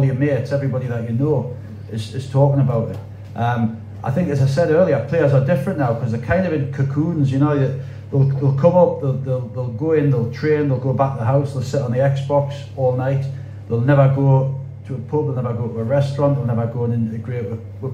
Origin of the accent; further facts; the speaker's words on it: Wallsend, North East England, United Kingdom; that was the 90s and the 80s where I grew up, and the 90s and the 80s where I was born in Wall's End